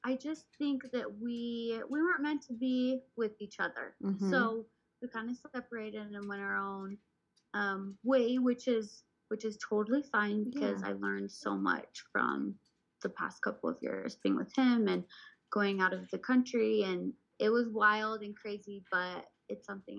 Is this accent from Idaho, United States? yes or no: yes; Pocatello, Idaho, United States; moved away as an adult; now in Utah, United States; I'm from Pocatello, Idaho. I moved to Utah to play college soccer.